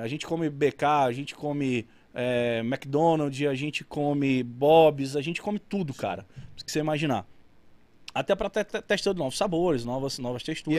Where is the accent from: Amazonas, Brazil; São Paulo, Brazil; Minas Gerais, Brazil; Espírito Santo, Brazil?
Amazonas, Brazil; Carauari; also born or lived in Manaus; Nasci em Carauari